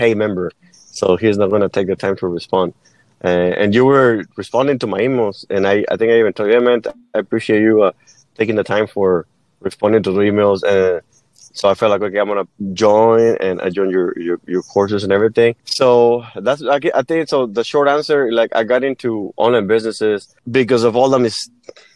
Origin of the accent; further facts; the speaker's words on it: Mexico; English is a second language; moved away as an adult; now in United States; I was born and raised in Mexico. And when I turned 19, I moved to the U.S.